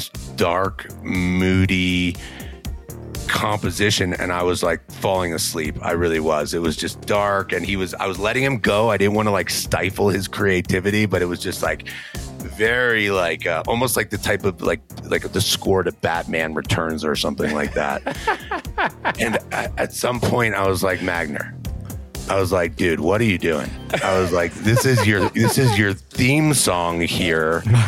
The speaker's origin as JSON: {"language": "English", "area": "near Gettysburg", "region": "Pennsylvania", "country": "United States", "tie": "born or raised there", "said": "I grew up near Gettysburg, the battlefield"}